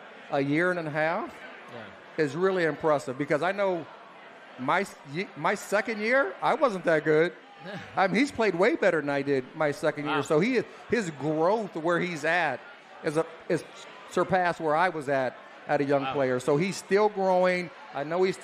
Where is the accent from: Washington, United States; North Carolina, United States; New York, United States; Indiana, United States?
Indiana, United States; Fort Wayne; my hometown of Fort Wayne, Indiana